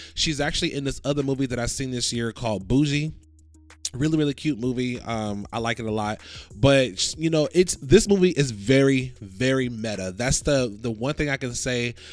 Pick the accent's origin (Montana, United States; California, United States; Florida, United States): Florida, United States; I'm from Florida